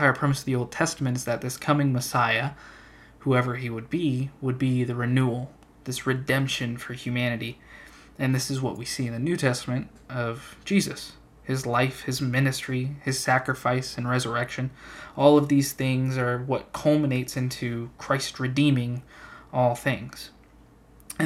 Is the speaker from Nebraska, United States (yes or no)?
no; Central Arizona, United States; I'm a guy from Central AZ